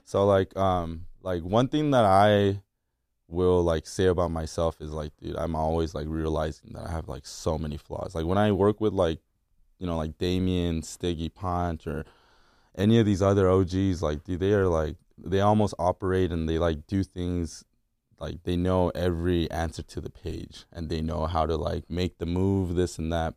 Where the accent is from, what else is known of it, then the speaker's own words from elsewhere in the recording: La Mirada, California, United States; also born or lived in Korea / Fullerton, California; I was born in Korea and I moved out here with my, my, my dad, my mom, and my sister in ninety-eight. to La Mirada, California